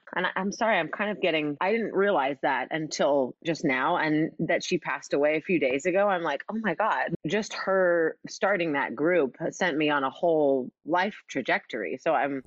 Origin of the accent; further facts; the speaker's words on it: Oklahoma, United States; I'm from Oklahoma